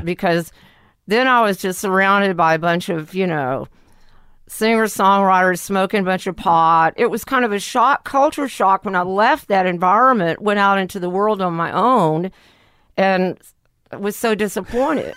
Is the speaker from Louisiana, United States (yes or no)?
yes; Lake Charles, Louisiana, United States; also born or lived in New Orleans; I was born in Lake Charles